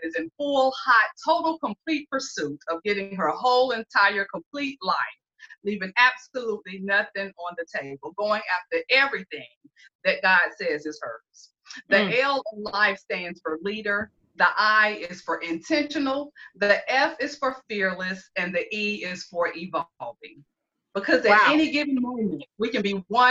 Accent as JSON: {"language": "English", "town": "Greenville", "region": "South Carolina", "country": "United States", "tie": "born or raised there", "moved": "as an adult", "lives_now": "Columbia, United States"}